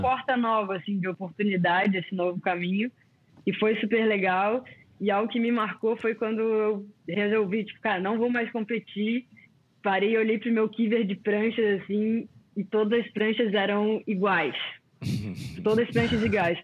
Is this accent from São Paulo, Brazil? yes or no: no; Florianópolis, Santa Catarina, Brazil; also born or lived in Rio de Janeiro; Nasci no Rio, para quem não sabe, né? E vim morar bem novinha em Floripa Fui criada aqui na ilha